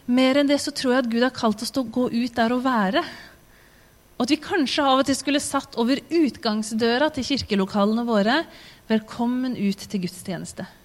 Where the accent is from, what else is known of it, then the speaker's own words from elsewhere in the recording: Tanzania; born there; Jeg er født som misjonærbarn i Tanzania. Og min klare plan da jeg ble født, det var at jeg skulle bli tanzanianer.